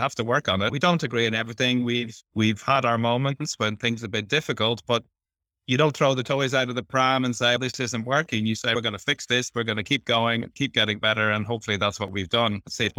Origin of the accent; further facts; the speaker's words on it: Ireland; now in Philippines; We, being Irish and English, we do come from culturally similar backgrounds.